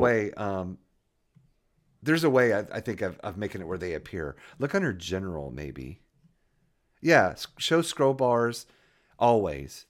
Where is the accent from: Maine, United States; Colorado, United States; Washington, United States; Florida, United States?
Florida, United States; moved away; also born or lived in Hampton, Virginia; I was born and raised in Florida